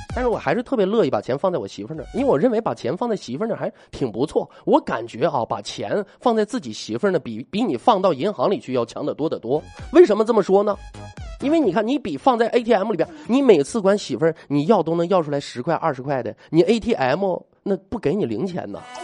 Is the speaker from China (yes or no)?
yes; Northeast China, China; moved away as an adult; now in Xinjiang, China; 作为一个东北人，在新疆其，目前为止到现在已经生活六年了